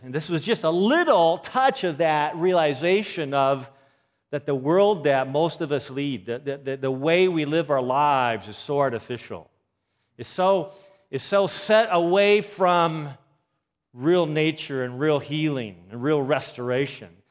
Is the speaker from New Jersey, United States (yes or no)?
no; Seattle, Washington, United States; moved away; I'm from Seattle.